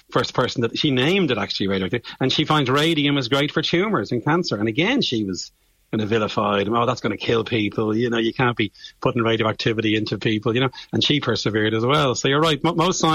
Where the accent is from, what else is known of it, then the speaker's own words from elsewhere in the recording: Bray, Leinster, Ireland; I'm from Bray, County Wicklow, and I had two great science teachers.